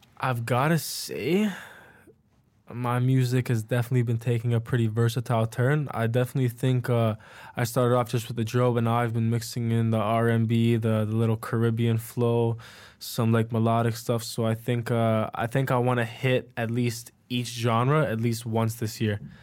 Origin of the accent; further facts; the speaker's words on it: Richmond Hill, Ontario, Canada; now in Toronto, Canada; I grew up in Richmond Hill